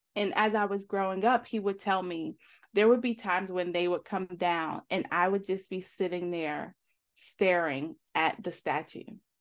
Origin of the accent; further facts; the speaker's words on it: New York, United States; moved away as an adult; also born or lived in Atlanta, Georgia; now in Georgia, United States; I was from, I'm from New York originally, and I graduated high school, and I moved down, uh, to Atlanta to go to beauty school.